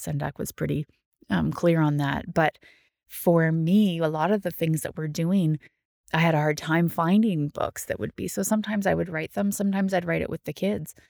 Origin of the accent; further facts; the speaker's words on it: Ottawa, Ontario, Canada; moved away as an adult; also born or lived in New Brunswick; now in Cape Breton, Canada; I'm from Ottawa, um, and lived there for a really long time